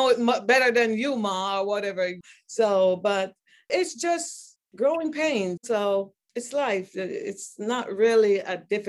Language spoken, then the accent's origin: English; Jamaica; Mind you, I'm from Jamaica.